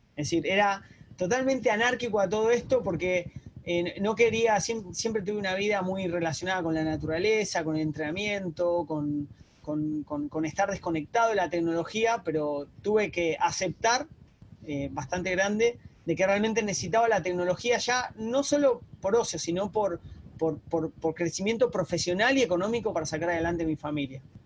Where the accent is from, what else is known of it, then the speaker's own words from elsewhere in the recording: Argentina; moved away as an adult; also born or lived in Barcelona, Spain; now in Uruguay; te saludo de Uruguay, yo soy argentino